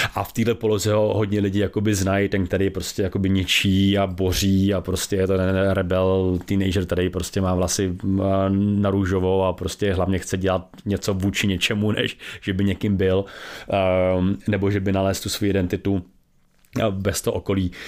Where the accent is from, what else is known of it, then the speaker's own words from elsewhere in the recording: Czechia; my strašně třídíme jako Češi